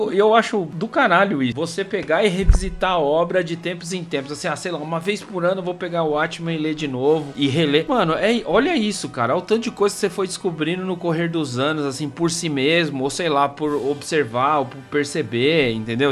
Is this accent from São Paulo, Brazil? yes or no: yes; São Paulo, Brazil; eu cresci no Campo Limpo, cara, entre o Campo Limpo e Capão Redondo, Jardim Mitsutani